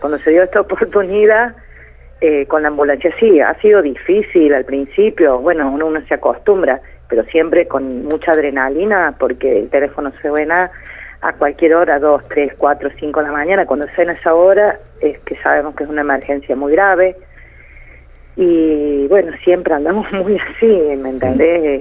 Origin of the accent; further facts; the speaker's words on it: Córdoba, Argentina; Yo en mi pueblo me conoce todo el mundo eh, porque siempre hemos tenido comercio